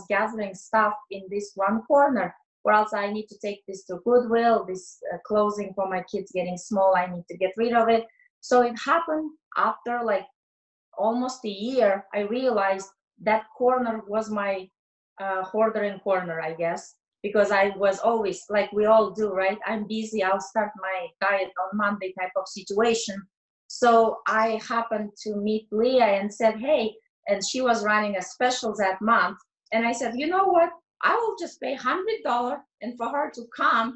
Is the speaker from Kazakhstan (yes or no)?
yes; Kazakhstan; moved away; I am originally from Kazakhstan.